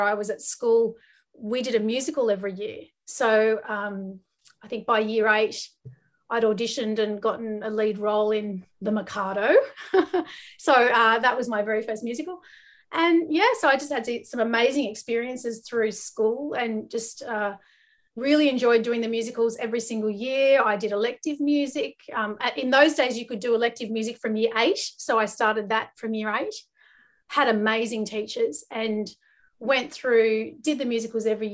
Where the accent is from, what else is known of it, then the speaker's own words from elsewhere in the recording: Guildford, New South Wales, Australia; I grew up in Western Sydney. So I grew up in Guildford. It's kind of near Parramatta.